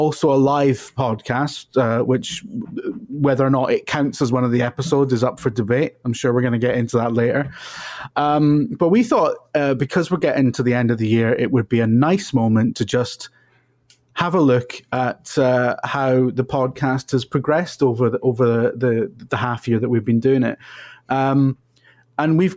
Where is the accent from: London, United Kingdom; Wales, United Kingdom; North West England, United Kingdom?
Wales, United Kingdom; I'm Welsh and kind of an actor